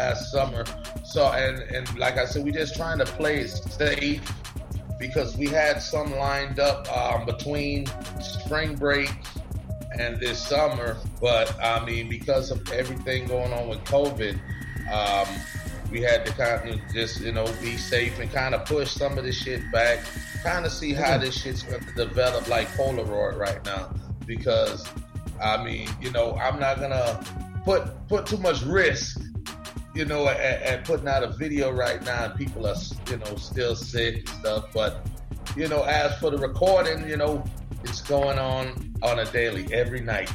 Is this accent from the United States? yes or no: yes; Highlands County, Florida, United States; I'm from Highlands County